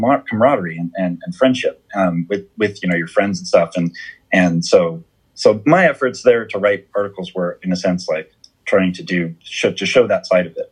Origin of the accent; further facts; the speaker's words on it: Southern California, United States; I was at least from Southern California